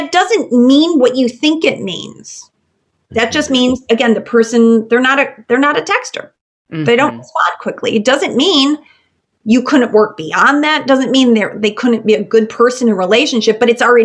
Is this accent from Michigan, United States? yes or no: no; Chicago, Illinois, United States; moved away; I'm originally from Chicago